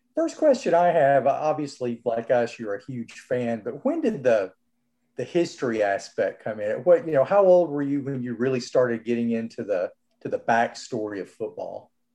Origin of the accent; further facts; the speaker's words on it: Birmingham, Alabama, United States; moved away; I'm from Birmingham, and I'm moving back next week